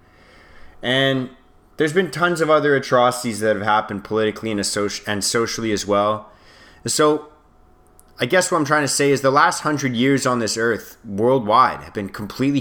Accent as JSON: {"language": "English", "country": "Canada", "said": "we're all Canadian"}